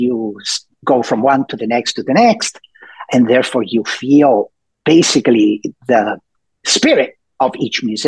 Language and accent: English; Rome, Lazio, Italy; also born or lived in Milan, Italy / Los Angeles, United States; now in Seattle, United States; I was born and raised in Italy, and born in Milan, but raised mostly in Rome